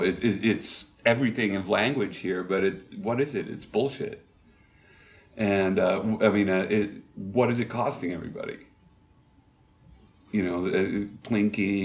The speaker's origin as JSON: {"language": "English", "region": "New Hampshire", "country": "United States", "tie": "born or raised there", "moved": "as an adult", "said": "growing up in New Hampshire"}